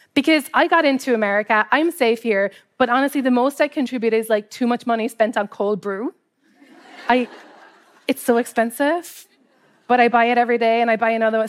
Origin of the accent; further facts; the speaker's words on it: Cobh, Munster, Ireland; moved away as an adult; now in Brooklyn, United States; I grew up in Cove